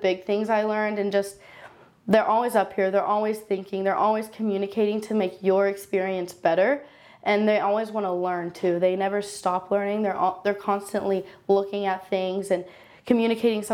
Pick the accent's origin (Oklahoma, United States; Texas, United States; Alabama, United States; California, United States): Oklahoma, United States; Moore; I grew up in Moore, Oklahoma, went to Westmore High School